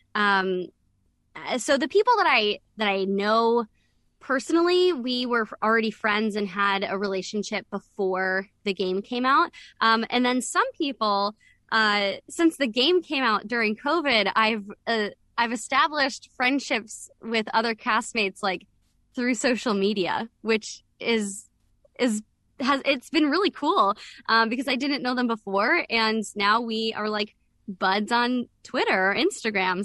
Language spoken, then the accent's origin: English; the South of the United States, United States; I am from the South